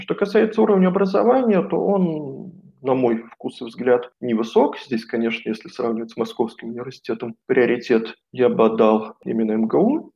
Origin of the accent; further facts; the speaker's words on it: Moscow, Russia; moved away as an adult; now in Banská Bystrica, Slovakia; я коренной москвич, жил в центре Москвы